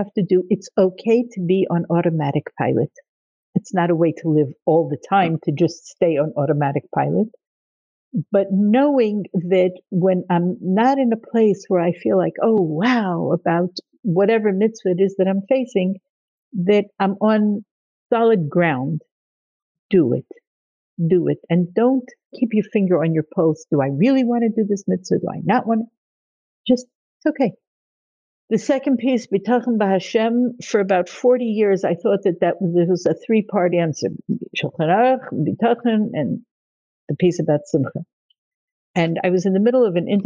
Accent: Nashville, Tennessee, United States; I grew up in Nashville, Tennessee. My parents were shluchim. Growing up in Nashville, it's part of the Bible Belt

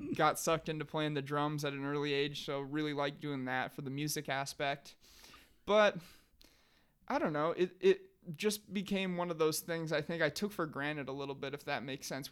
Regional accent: Sheldon, Iowa, United States; I ended up back here in Sheldon, Iowa, my hometown

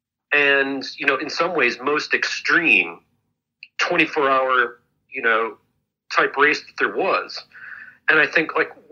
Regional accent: Wisconsin, United States; I grew up in Wisconsin

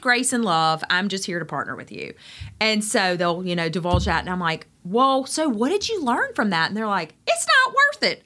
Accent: Greenville, North Carolina, United States; moved away as an adult; now in Outer Banks, United States; I am from Greenville, North Carolina.

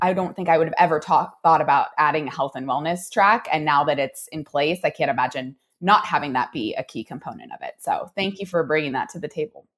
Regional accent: Oregon, United States; now in Reno, United States; I'm from Oregon

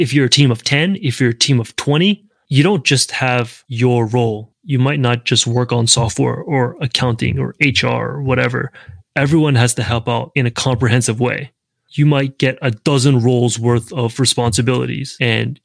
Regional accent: the South, United States; now in San Francisco, United States; I'm from the South

